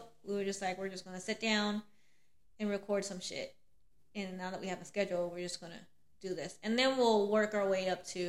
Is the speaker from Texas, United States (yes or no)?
yes; Texas, United States; I'm from Laos. Well, my family's from Laos. I was born and raised in Texas. So I'm all Southern, okay? All of it. But yes, my family's from Laos.